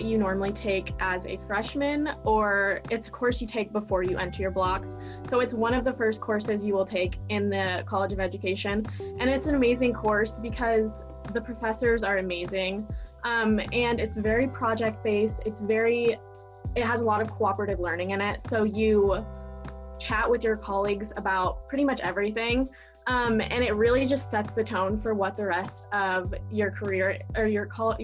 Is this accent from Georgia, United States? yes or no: no; Silver Lake, Kansas, United States; And I am from Silver Lake, Kansas. So I went to high school in Silver Lake